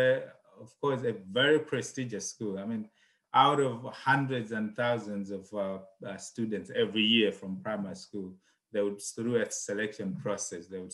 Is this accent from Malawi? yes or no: yes; Malawi; moved away; I'm originally from Malawi.